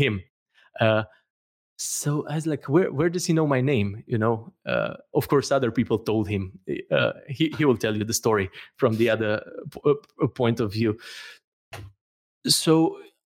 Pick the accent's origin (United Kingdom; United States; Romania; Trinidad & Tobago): Romania; moved away as an adult; I'm from Romania